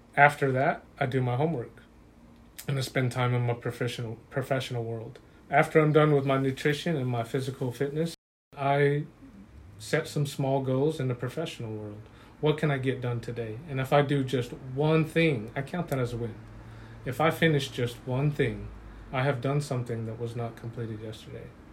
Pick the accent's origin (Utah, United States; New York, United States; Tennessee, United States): Utah, United States; I grew up in Utah around LDS and Catholic faith belief, faith belief systems